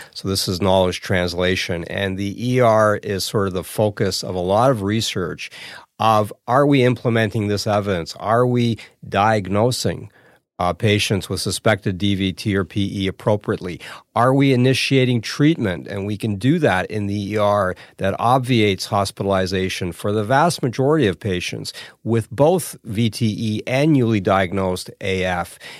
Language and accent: English; Toronto, Ontario, Canada; moved away as an adult; now in Hamilton, Canada; Toronto's my, my hometown. I, I grew up a block away from here.